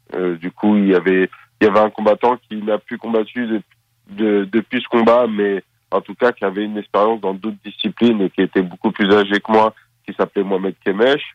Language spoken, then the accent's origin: French; Paris suburbs, Île-de-France, France; also born or lived in Seine-Saint-Denis / Valenton; Je suis né à Paris. j'ai grandi tout d'abord dans le 93, avant de déménager à l'âge de, de, de, 12